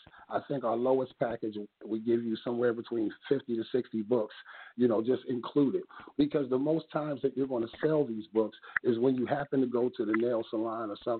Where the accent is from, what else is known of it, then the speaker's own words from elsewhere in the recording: New York City, New York, United States; moved away; also born or lived in New Jersey; I'm originally from Brooklyn, Crown Heights, President Street